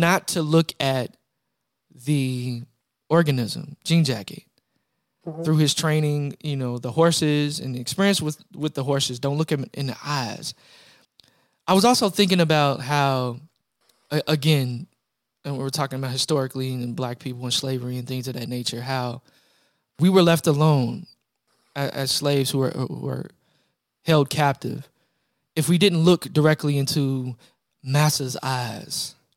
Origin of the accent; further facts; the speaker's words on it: Louisville, Kentucky, United States; I'm from Louisville, Kentucky